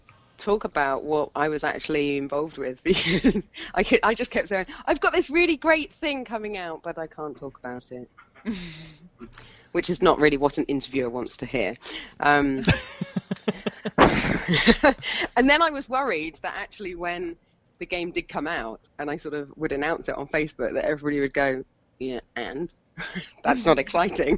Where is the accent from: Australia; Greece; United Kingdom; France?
United Kingdom; Hampshire, South East England; moved away; where I grew up in Hampshire